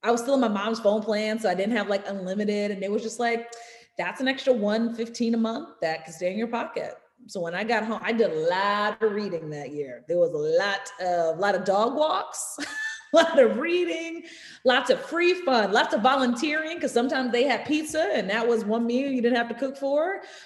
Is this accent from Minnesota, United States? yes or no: no; New York City, New York, United States; I'm from Harlem